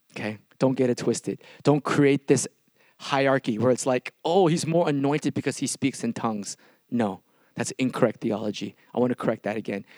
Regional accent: Milpitas, California, United States; I'm from a small town called Milpitas

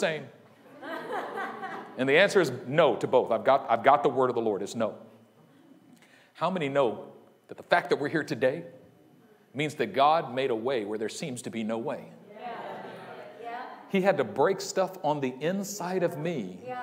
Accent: Oakland, California, United States; also born or lived in Union City, California; I'm from Oakland. I was born in Oakland. I was raised in Oakland

